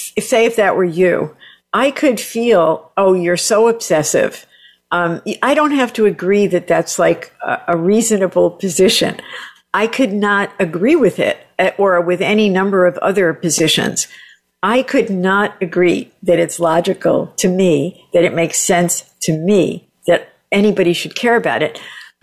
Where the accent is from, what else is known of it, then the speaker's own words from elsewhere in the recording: Southern Italy, Italy; I'm like Italian from the South, and my husband loves air conditioning.